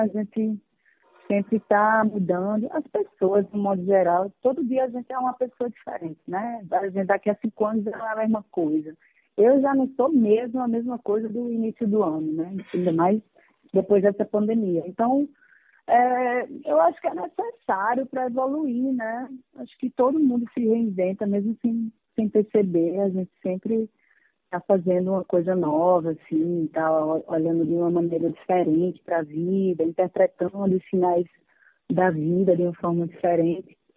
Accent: Paraíba, Brazil; moved away as an adult; now in Rio de Janeiro, Brazil; ter nascido na Paraíba, no Nordeste

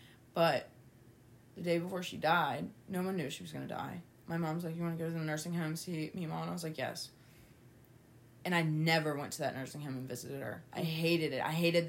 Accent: West Virginia, United States; also born or lived in Toledo, Ohio; I'm from Toledo, but we, you know, had moved to West Virginia. And I'd been living there since I was 3, living here

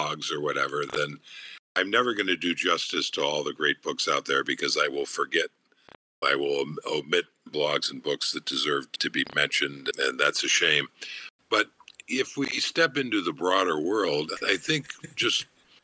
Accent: United States; growing up in the United States and living in the United States

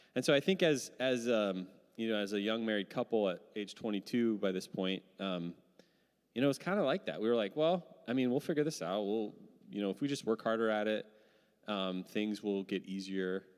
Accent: Midwest, United States; now in Seattle, United States; I'm from the Midwest

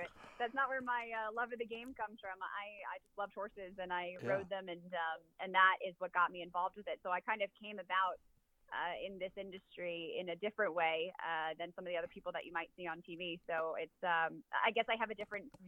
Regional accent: New York, United States; also born or lived in Louisville, Kentucky / Los Angeles, California; now in Las Vegas, United States; I grew up very, very close to where the Islanders play

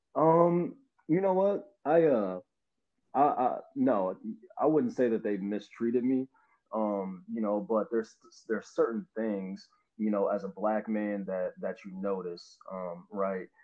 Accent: Avon, Indiana, United States; also born or lived in Louisville, Kentucky; I grew up in Avon. Um, you know, I came here from Louisville, Kentucky in second grade

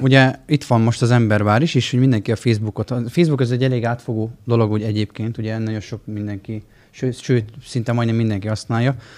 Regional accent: Miskolc, Borsod-Abaúj-Zemplén, Hungary

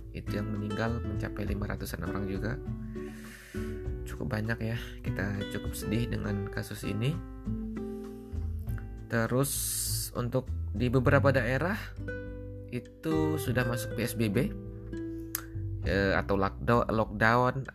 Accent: South Sumatra, Indonesia; now in Osaka, Japan; asal dari Sumatera Selatan Tapi aku asli orang Jawa atau biasa disebut dengan Jombang ya, Jowo Palembang.

